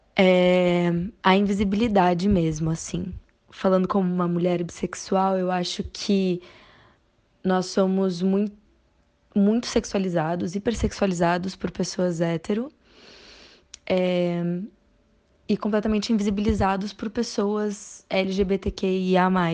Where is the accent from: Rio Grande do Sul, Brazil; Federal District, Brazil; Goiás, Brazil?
Rio Grande do Sul, Brazil; Porto Alegre; now in São Paulo, Brazil; atualmente eu moro em São Paulo, mas sou de Porto Alegre, no Rio Grande do Sul.